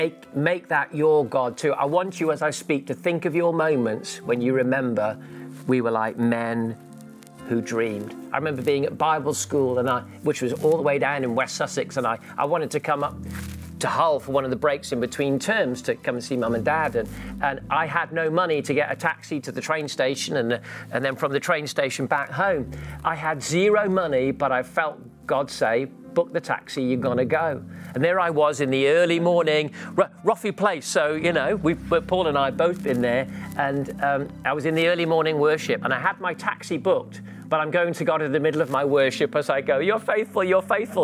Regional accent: Gibraltar; I was a missionary kid, so I grew up in Gibraltar with my parents, and there was times when we didn't have much money.

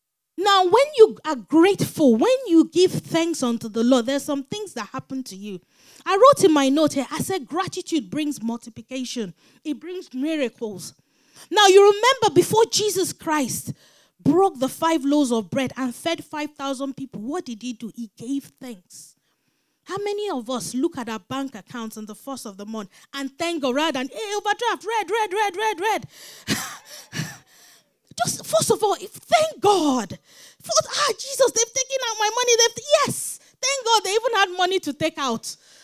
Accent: London, United Kingdom; born there; I said, me too, I was born in London.

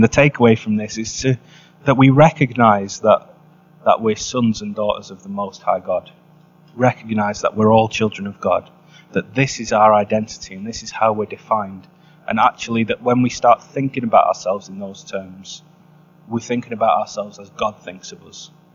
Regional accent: England, United Kingdom; I'm from England

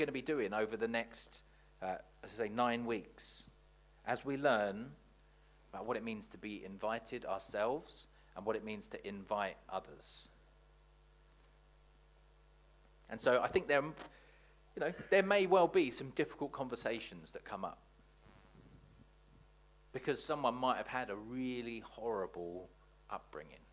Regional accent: Watford, East of England, United Kingdom; I grew up in Watford

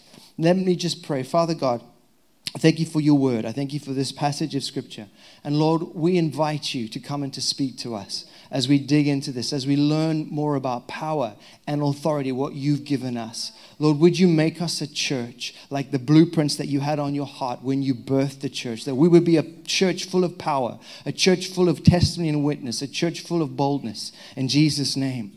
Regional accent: Zimbabwe; now in England; I'm untrained and illiterate young boy from the back end of Zimbabwe, Africa.

